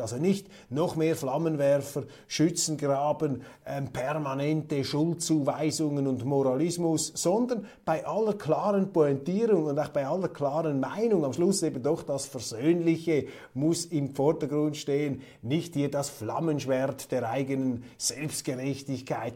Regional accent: Switzerland; In der Schweiz haben wir viele Eingebürgerte

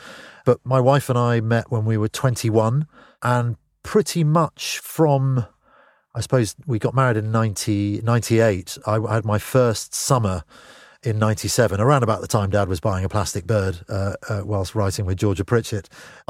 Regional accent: London, United Kingdom; which growing up in Northwest London was, you know, something you'd seen in movies

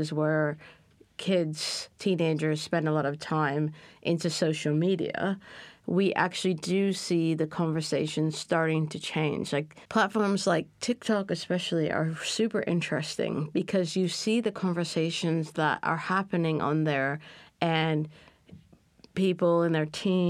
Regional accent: Canada; I grew up in Canada

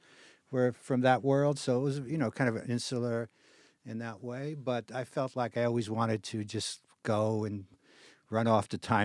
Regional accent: New York City, New York, United States; I grew up in Brooklyn, also had Orthodox parents

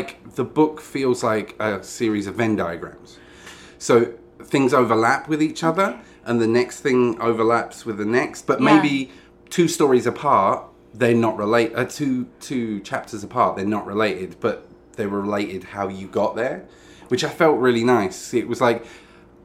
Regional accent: United Kingdom; I'm British.

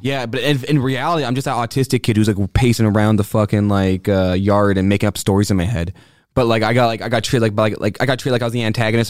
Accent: Quebec, Canada; I like being the hot seat of being English in Quebec.

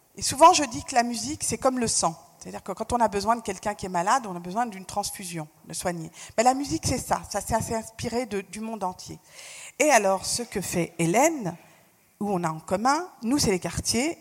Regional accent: France; je suis née en France, j'ai fait toutes mes études en France

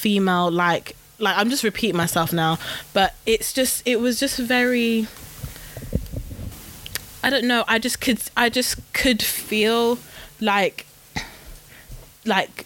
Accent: Midlands, United Kingdom; I'm from the Midlands, guys. Like, we don't pronounce T's, we don't pronounce G's

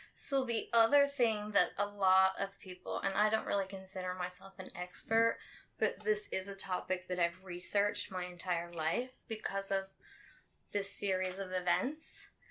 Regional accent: Anderson, United States; I'm from Anderson. I've lived here most of my life

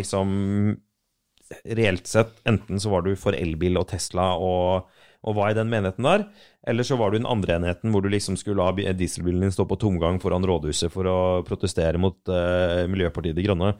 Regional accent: Arendal, Agder, Norway; jeg er fra Arendal

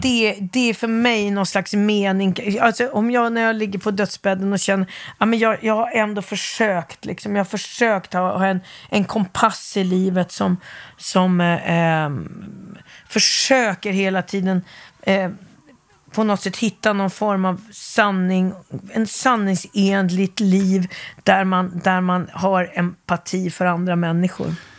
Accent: Stockholm, Stockholm County, Sweden; also born or lived in Gothenburg, Sweden / Helsingborg, Sweden / Västerås, Sweden; Stockholmstjej från jag var 9-10 mm. år.

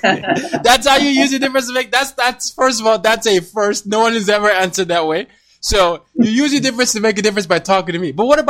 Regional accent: Nigeria; I mean, yeah, I'm Nigerian. I have to say soccer here, but I say football.

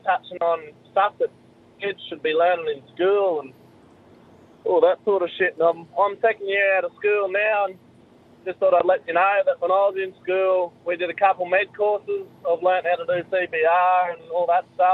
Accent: Chinchilla, Queensland, Australia; I come from Chinchilla, a pretty rural town

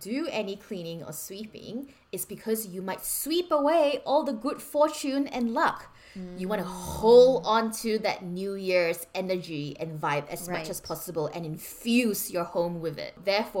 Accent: Malaysia; I am Malaysian Chinese.

